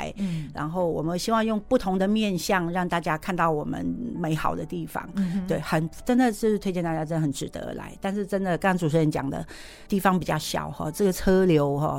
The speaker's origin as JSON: {"language": "Chinese", "country": "Myanmar", "said": "好，我们云南人凌晨六点就要吃米干"}